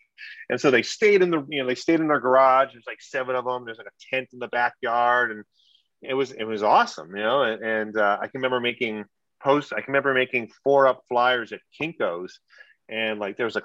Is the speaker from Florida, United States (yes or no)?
no; Ewa Beach, Hawaii, United States; moved away as an adult; also born or lived in Guam; now in Northern California, United States; I grew up in Hawaii. My parents moved there when I was like 3 years old. And so I grew up in a place called Eva Beach, which is on the leeward side of Oahu.